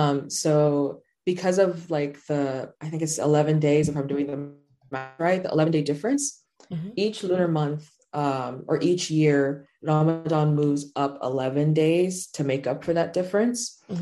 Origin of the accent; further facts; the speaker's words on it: Chicago, Illinois, United States; also born or lived in Doha, Qatar; I'm from Chicago, but my family's Sudanese, and I've grown up between Chicago and Doha, Qatar.